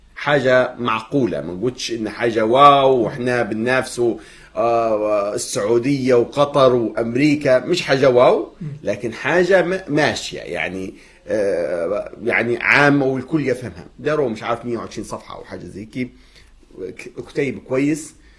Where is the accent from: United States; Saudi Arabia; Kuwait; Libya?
Libya